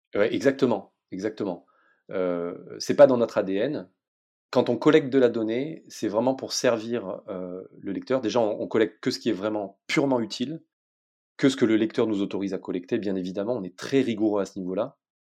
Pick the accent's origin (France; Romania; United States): France; south of France; je viens du sud de la France